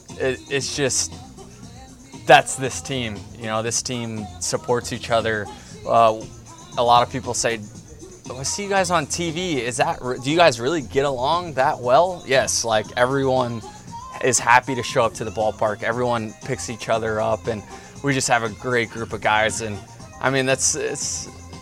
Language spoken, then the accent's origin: English; Tampa Bay, Florida, United States; here we are in my hometown